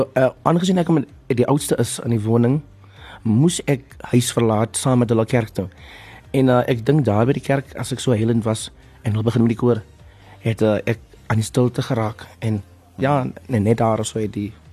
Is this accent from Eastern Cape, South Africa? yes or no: yes; Port Elizabeth, Eastern Cape, South Africa; moved away; Ek is van Port Elizabeth